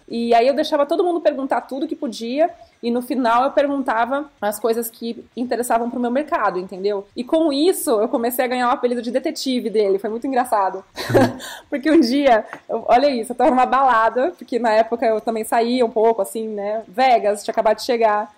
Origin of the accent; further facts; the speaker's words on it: Brazil; eu sou brasileira, eu sou repórter